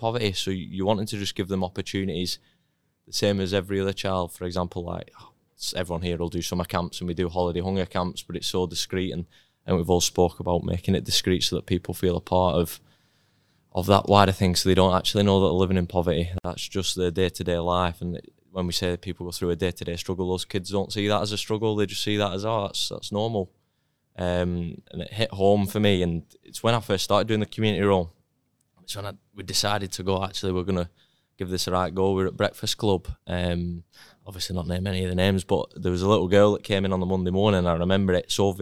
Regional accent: Lancashire, North West England, United Kingdom; moved away; as a little boy growing up in Lancashire

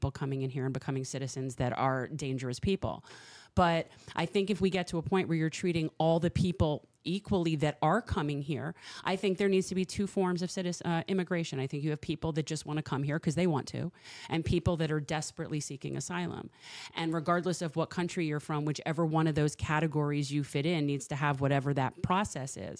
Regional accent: South Florida, United States; I grew up here in South Florida

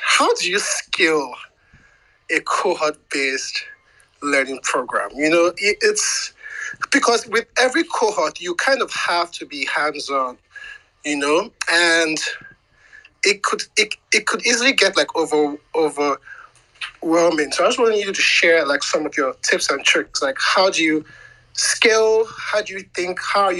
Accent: Lagos, Nigeria; I'm from Lagos, Nigeria.

